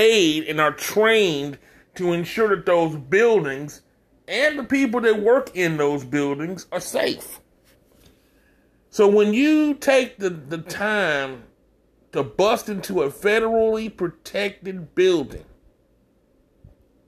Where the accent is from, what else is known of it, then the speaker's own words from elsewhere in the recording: Texas, United States; my home state of Texas.